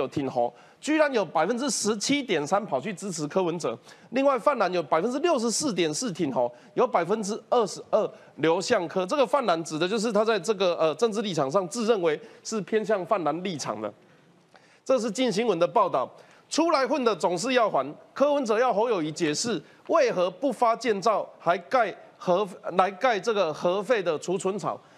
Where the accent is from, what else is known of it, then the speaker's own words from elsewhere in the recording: Kaohsiung, Taiwan; 跟我一样是从高雄上来的。